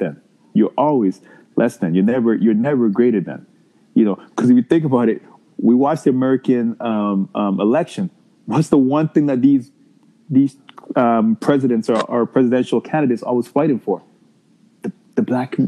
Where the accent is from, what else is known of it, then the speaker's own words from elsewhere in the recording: Ghana; moved away; me being from Ghana, one thing about growing up in Ghana